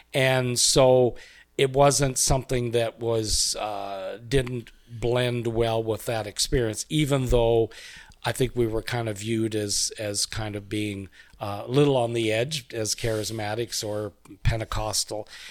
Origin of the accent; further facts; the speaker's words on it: Canada; moved away as an adult; also born or lived in Cameroon; we're from Canada originally. I was born and raised there